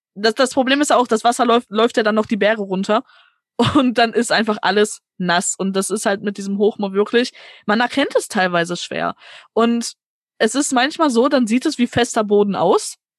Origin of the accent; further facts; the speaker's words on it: Gelsenkirchen, North Rhine-Westphalia, Germany; ich komme halt hier aus dem Ruhrgebiet auch, ne, ich bin gebürtige Gelsenkirchnerin